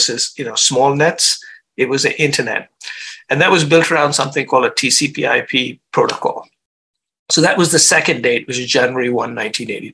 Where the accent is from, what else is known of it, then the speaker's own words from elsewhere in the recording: India; moved away as an adult; also born or lived in Chicago, United States; I grew up in India